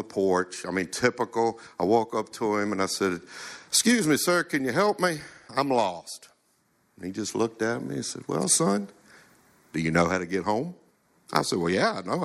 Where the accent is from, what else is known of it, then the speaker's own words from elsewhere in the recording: Chester, Virginia, United States; I'm from Chester, Virginia, in case if you notice, I don't sound like I'm from here